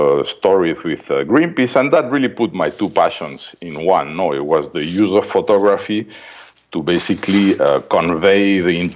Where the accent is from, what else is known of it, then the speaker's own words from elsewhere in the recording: Madrid, Community of Madrid, Spain; moved away; This funny accent is from Madrid, Spain, where I'm from.